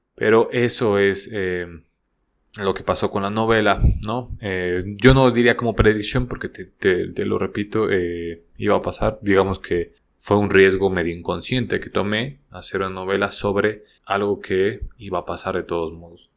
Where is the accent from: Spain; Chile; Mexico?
Mexico; soy mexicano